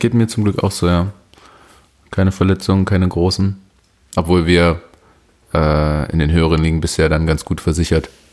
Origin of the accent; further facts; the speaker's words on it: Leipzig, Saxony, Germany; also ich bin Leipziger und ich glaube, ich sechse relativ wenig. Ich bin hier geboren.